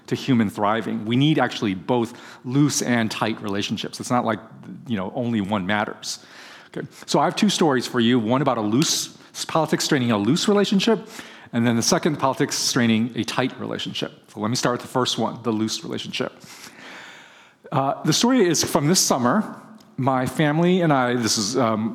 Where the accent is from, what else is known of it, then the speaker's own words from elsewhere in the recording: Bay Area, California, United States; I'm from the Bay Area